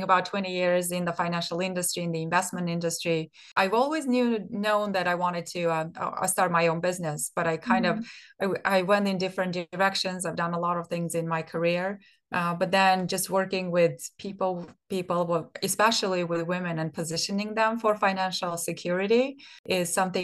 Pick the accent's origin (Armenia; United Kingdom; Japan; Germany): Armenia; moved away as an adult; I grew up in I was born in Soviet Armenia. And by the time I graduated from high school, Soviet Union didn't exist